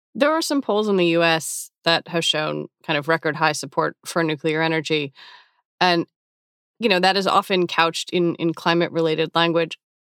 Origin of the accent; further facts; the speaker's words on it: United States; I'm an American, I'm forty-six